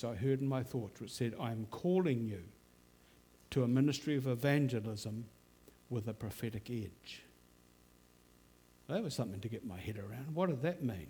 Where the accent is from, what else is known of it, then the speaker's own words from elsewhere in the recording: Auckland, New Zealand; also born or lived in London / Dunedin; the family moved to Hillsborough Baptist Church, where I went through Bible class, Boys Brigade, Youth Club